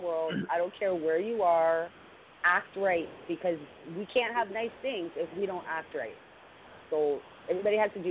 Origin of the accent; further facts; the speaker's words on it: Canada; I'm from Canada